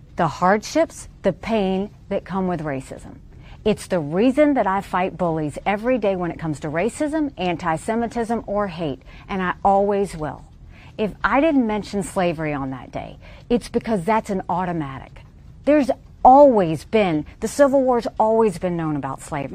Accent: Deep South, United States; grow up in the deep South as a brown girl

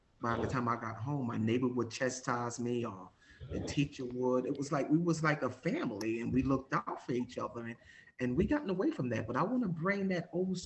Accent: Jersey City, New Jersey, United States; I'm from Jersey City

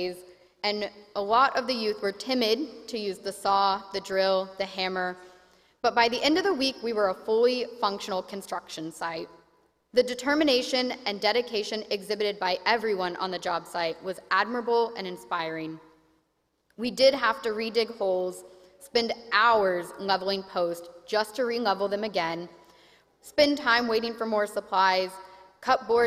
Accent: Oklahoma, United States; moved away; I grew up in the Presbyterian Church in Oklahoma

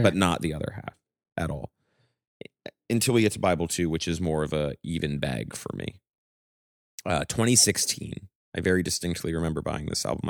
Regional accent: Maine, United States; growing up in Maine, Like, we grew up in a very small town

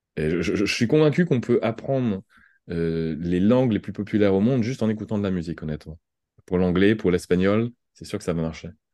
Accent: France; accent: French; j'avais un accent français

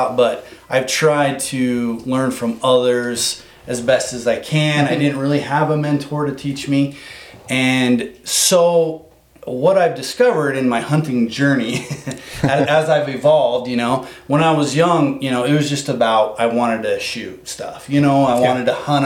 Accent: Blackfoot, Idaho, United States; I've lived in Idaho my whole life. Yeah. I'm from Blackfoot, Idaho

